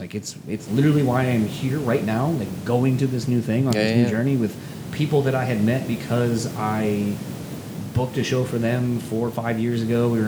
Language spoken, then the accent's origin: English; Kalamazoo, Michigan, United States; also born or lived in Delaware; growing up in Kalamazoo